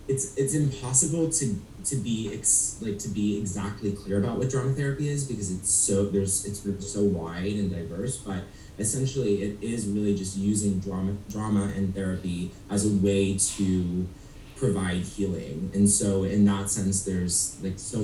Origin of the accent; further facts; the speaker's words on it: Cleveland, Ohio, United States; also born or lived in Chicago; now in New York City, United States; I'm from Cleveland, Ohio, so I consider myself a Midwest man, who's now in New York City